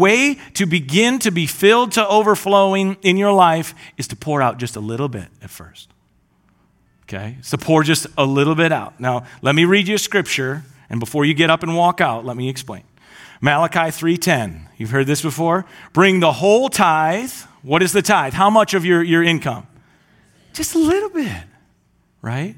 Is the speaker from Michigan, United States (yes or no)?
yes; Gaylord, Michigan, United States; I grew up in Gaylord, and my parents still live on this lake up north